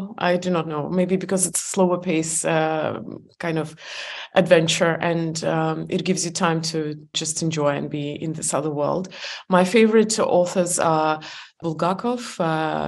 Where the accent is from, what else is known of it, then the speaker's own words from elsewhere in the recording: Estonia; I was born in Soviet Union